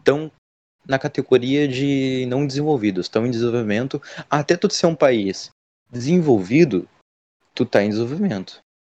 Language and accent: Portuguese; Rio Grande do Sul, Brazil; accent: gaúcho; eu sendo daqui